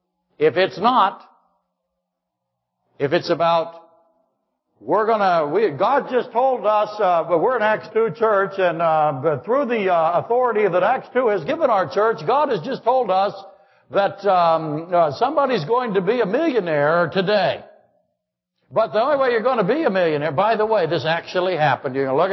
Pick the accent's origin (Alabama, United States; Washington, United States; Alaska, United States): Alaska, United States; Yeah, I really am. You're from London, I'm from Alaska.